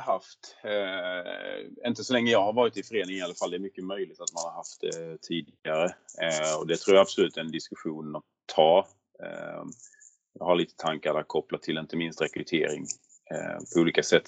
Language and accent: Swedish; Skåne, Sweden; accent: Scanian (skånska); jag inte kan härma med min skånska